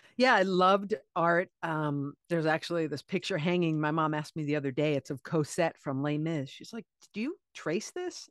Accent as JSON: {"language": "English", "area": "Cape Cod", "region": "Massachusetts", "country": "United States", "tie": "born or raised there", "moved": "yes", "lives_now": "New York City, United States", "said": "I'm from Cape Cod"}